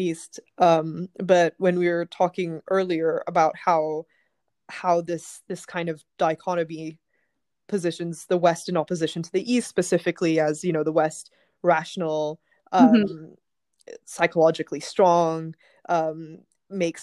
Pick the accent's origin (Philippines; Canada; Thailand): Thailand; Bangkok; moved away as an adult; now in London, United Kingdom; I grew up in Thailand, so I was born in Bangkok. I lived in Thailand until I was 18, but I went to a Western school, and I've been living in London for the last 12 years